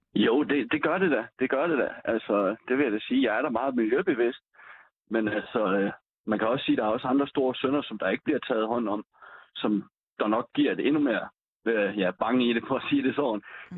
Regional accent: West Jutland, Central Denmark Region, Denmark; jeg er jo en vestjyde

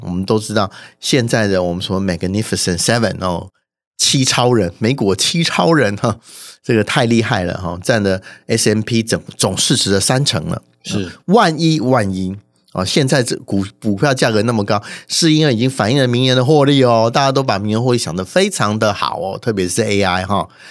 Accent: Taiwan; 我们台湾人

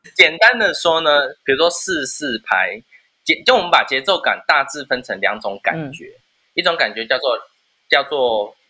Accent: Taiwan; 我们台湾人

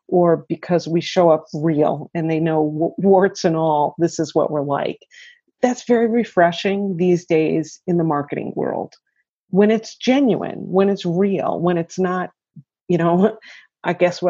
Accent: Long Island, New York, United States; now in Syracuse, United States; I grew up on Long Island and then just made my way to Central New York.

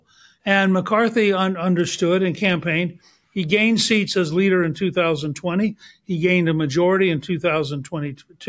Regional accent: Georgia, United States; I'm from Georgia

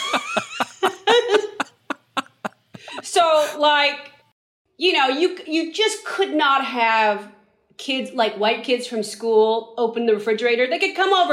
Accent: San Francisco, California, United States; we grew up in San Francisco

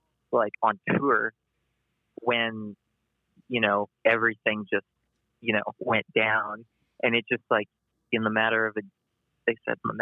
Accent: Canada; now in Winnipeg, Canada; I'm from Canada

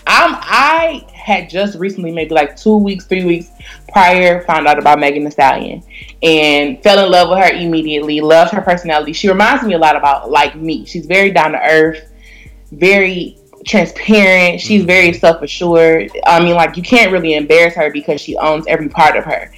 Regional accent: Detroit, Michigan, United States; I was raised in Detroit, so when you raised in Detroit, you really got to stand your p's and q's

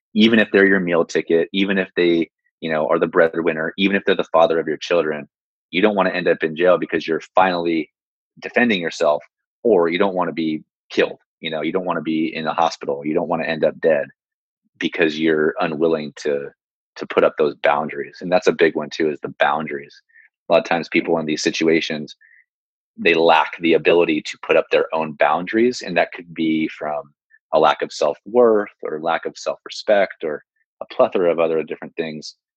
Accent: San Jose, California, United States; I'm born and raised in San Jose.

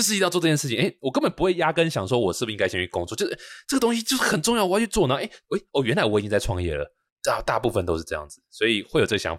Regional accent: Taichung, Taiwan; 我也是台中人，对我台中人。

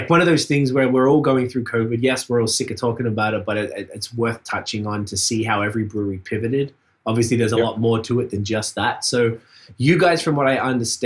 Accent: Australia; now in Montreal, Canada; I'm from Australia

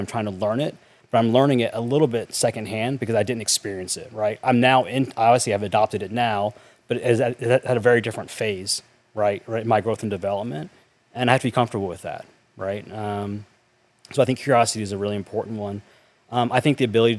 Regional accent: North Carolina, United States; I grew up in North Carolina in a small town

